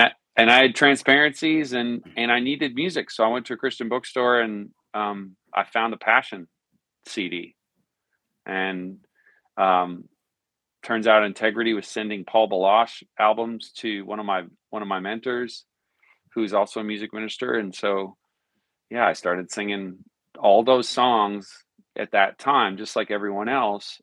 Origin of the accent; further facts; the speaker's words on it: Newfoundland and Labrador, Canada; moved away as an adult; also born or lived in Arizona; now in Nashville, United States; I was born and raised in Newfoundland, Canada.